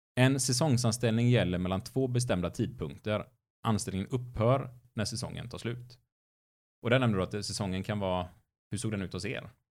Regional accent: Gothenburg, Västra Götaland, Sweden; varje år så skar man ner skolan i den stadsdelsnämnden där jag växte upp. Och då åkte man in till ett stort torg i Göteborg

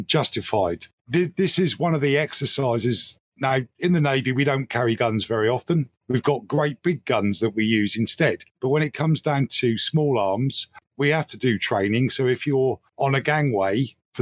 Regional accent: United Kingdom; I'm a Brit and we're not used to having armed police

